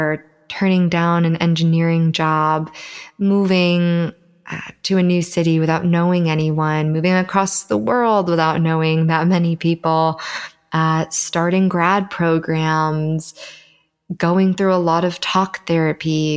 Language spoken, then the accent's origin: English; Southern California, United States; born and raised in Southern California, and I do currently live here